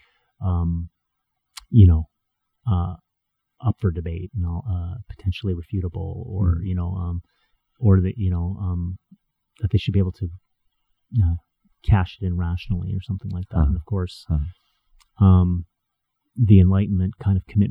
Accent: Edmonton, Alberta, Canada; I went to Edmonton Christian High School. I went to, you know, West Edmonton Christian School.

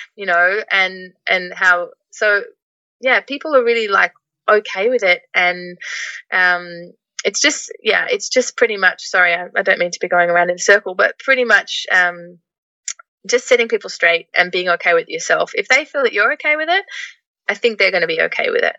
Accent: Melbourne, Victoria, Australia; first language English; moved away as an adult; also born or lived in Netherlands; I'm from Melbourne originally

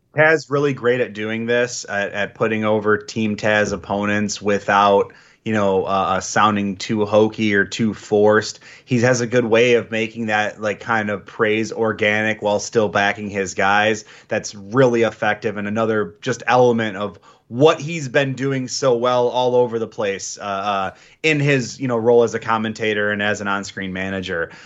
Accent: Michigan, United States; a native Michigander

